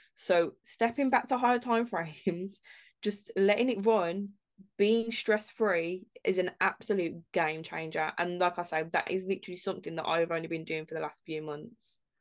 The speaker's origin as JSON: {"language": "English", "town": "Birmingham", "region": "West Midlands", "country": "United Kingdom", "said": "we're all from Birmingham as well"}